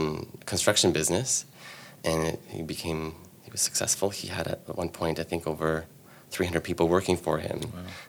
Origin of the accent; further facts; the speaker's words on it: Ottawa, Ontario, Canada; I grew up in the West End